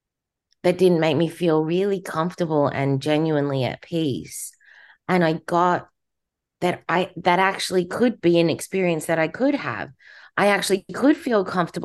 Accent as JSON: {"language": "English", "country": "Australia", "accent": "Australian", "moved": "as an adult", "lives_now": "United States", "said": "My accent's Australian because I was born in Australia"}